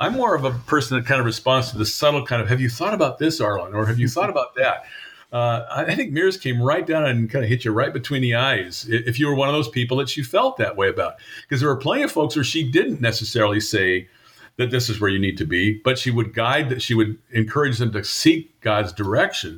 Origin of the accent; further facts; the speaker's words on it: Compton, California, United States; moved away as an adult; also born or lived in Washington; I grew up in Southern California. My home church was St. John's United Presbyterian Church in Compton, California